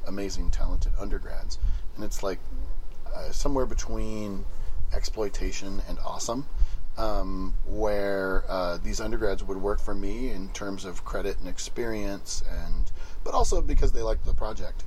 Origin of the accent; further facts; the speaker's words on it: Santa Cruz, California, United States; I'm from Santa Cruz, California